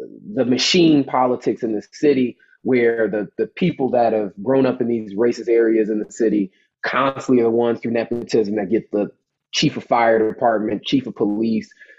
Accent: Chicago, Illinois, United States; Grew up between here and the west side of Chicago.

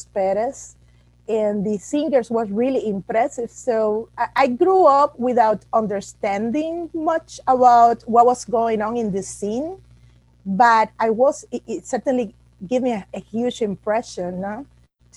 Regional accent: Havana, Cuba; English is a second language; also born or lived in rural Cuba; now in United States; Well, I'm Cuban from Cuba. I grew up pretty much in a rural family in Cuba. When I was about 6 years old, my parents moved to Havana.

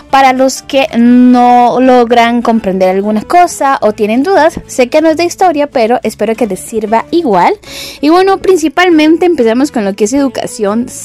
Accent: Costa Rica; como costarricenses

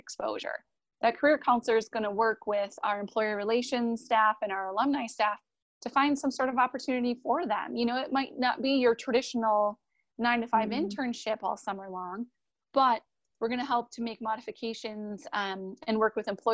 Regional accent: Wisconsin, United States; I'm from Wisconsin

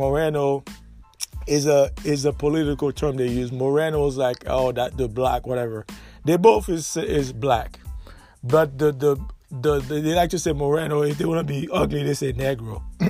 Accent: Haiti; now in United States; My grandfather's from Dominican Republic. My grandmother's from Haiti. My father's from Haiti. But I was born in Haiti, but I know Spanish and I know Creole and French and English. So I'm very diverse. I spoke four languages.

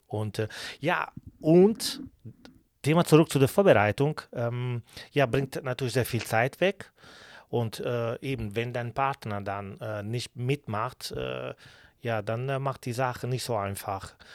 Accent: Bari, Apulia, Italy; German is a second language; also born or lived in Kürten, Germany / Cologne, Germany; now in Schwerte, Germany; bei uns, ich komme aus Bari, Apulien in Süditalien

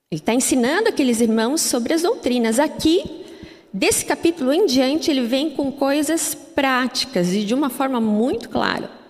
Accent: Curitiba, Paraná, Brazil; born there; Embora eu sou curitibana de nascença, eu não falo assim, não sei, acho que porque meus pais também são de outras regiões, então acabou que eu não, não, não tenho muito sotaque de curitibana.

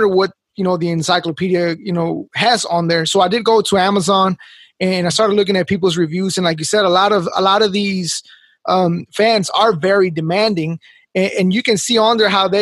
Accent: Mexico; moved away; I was born in Mexico

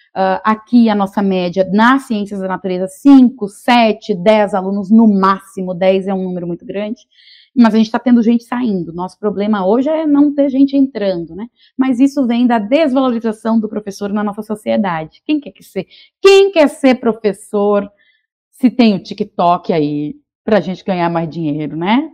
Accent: Vitória da Conquista, Bahia, Brazil; moved away; also born or lived in Rio Grande do Sul; Vitória da Conquista, que é a cidade onde eu nasci

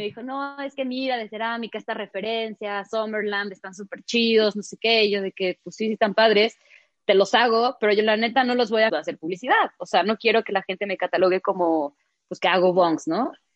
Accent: Mexico; todavía nos falta como mexicanos aprender a valorar

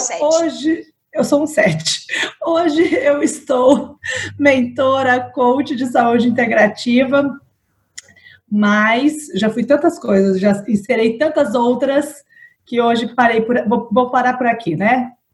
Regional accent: São Paulo, Brazil; now in Vitória, Brazil; sou paulistana, mas moro em Vitória

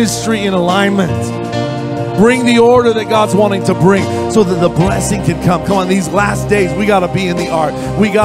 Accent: Orange County, California, United States; I'm from Orange County. We're near

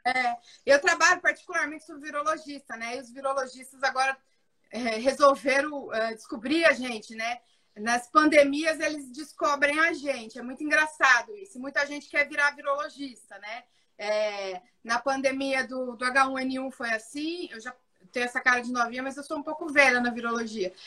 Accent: São José do Rio Preto, São Paulo, Brazil; sou de São José do Rio Preto

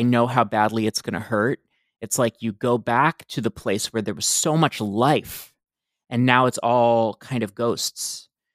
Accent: Baltimore, Maryland, United States; I grew up in Baltimore too, in a very different Baltimore

